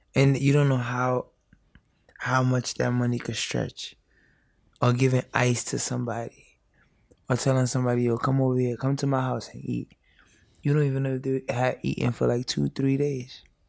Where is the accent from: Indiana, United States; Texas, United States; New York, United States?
New York, United States; New York City; born and raised in the Bronx, um, immigrant parents